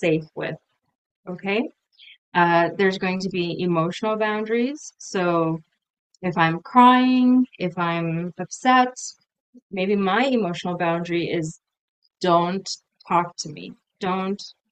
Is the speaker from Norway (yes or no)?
no; Canada; also born or lived in United Kingdom; I'm from Canada, I'm in Canada